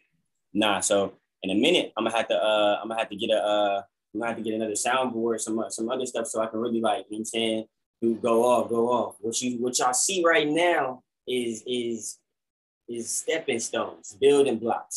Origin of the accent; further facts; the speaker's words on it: Orange County, California, United States; that's my home county. That's my hometown